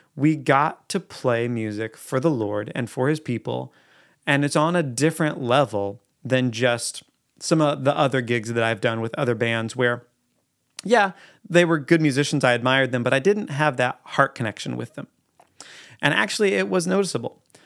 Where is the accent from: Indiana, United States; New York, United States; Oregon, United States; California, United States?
Oregon, United States; Eugene; I'm from Eugene, Oregon